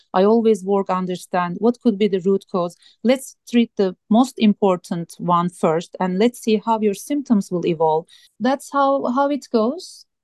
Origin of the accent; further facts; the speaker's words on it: Turkey; moved away as an adult; also born or lived in Minnesota / Iowa / Montana; now in Tucson, United States; I grew up in Turkey, a beautiful country.